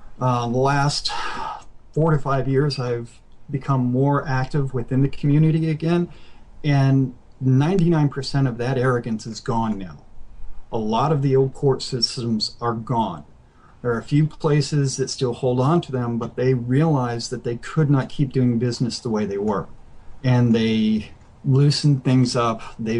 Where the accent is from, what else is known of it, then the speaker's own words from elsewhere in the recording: Mississippi, United States; It's like when I was 13, I spent some time growing up in Mississippi. I've moved all over the place as a kid.